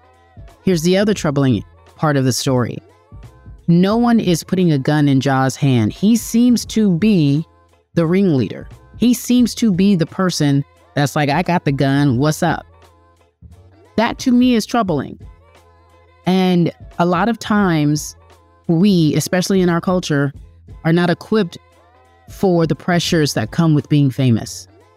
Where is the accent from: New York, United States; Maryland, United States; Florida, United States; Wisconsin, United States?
Maryland, United States; Baltimore; I grew up in Baltimore, and you know, I fought a lot in high school because I stay on ready, and I got a GED.